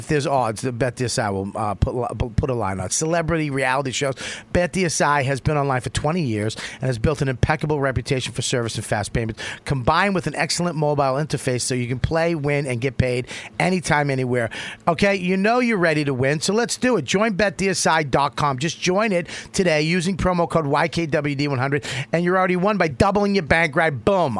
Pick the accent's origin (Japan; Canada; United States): United States; Boston, Massachusetts; I'm from Boston. I say media.